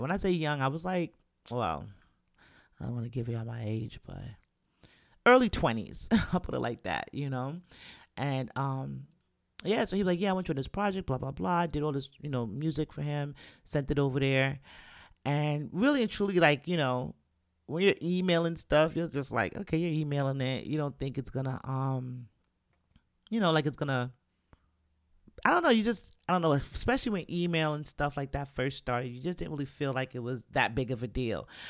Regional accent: New York City, New York, United States; we grew up in the Bronx, and we had to deal with the Bronx from September to June

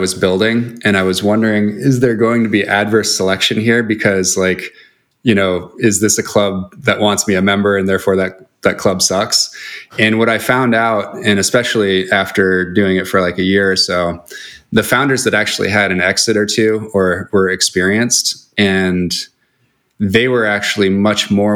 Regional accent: Seattle, Washington, United States; also born or lived in Chicago; now in Los Angeles, United States; I'm from Seattle

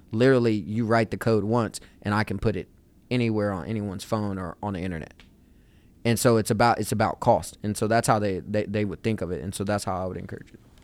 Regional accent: Wichita, Kansas, United States; moved away as an adult; also born or lived in Chicago; now in Atlanta, United States; growing up in Wichita

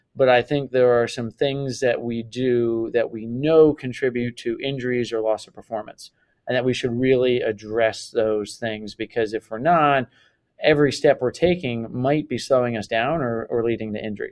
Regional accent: Delaware, United States; I grew up in yeah in Delaware

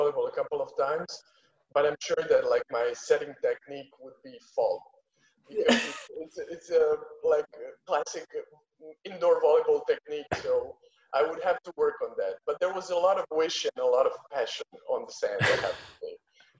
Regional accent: Split, Split-Dalmatia County, Croatia

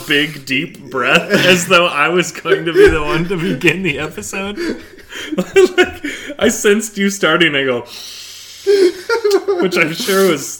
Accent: Minnesota, United States; now in Lexington, United States; I'm a northern transplant to Kentucky, born and raised in Minnesota.

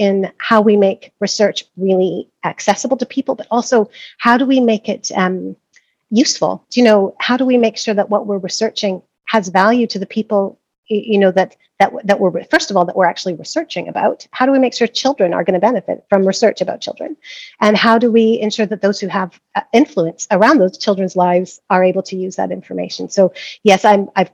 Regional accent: Montreal, Quebec, Canada; moved away as an adult; also born or lived in Vancouver, Canada; now in Scotland, United Kingdom; I'm first generation Canadian. My parents were from the UK. I was born in Montreal.

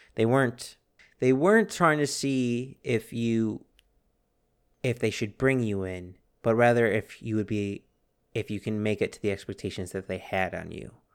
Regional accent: United States; we're Americans.

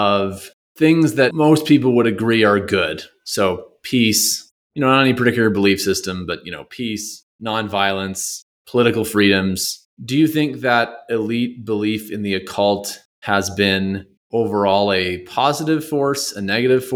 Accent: Canada; I'm a Canadian

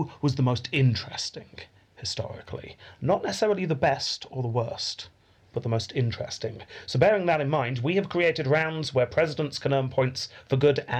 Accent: United Kingdom; We are British.

